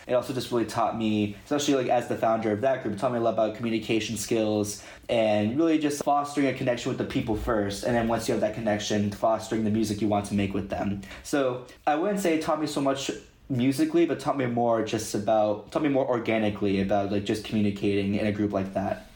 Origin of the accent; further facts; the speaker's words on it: Mid-Atlantic, United States; We're all people from the Mid Atlantic area